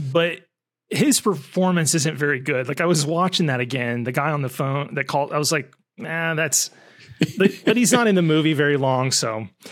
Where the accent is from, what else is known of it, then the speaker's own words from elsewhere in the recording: United States; as an American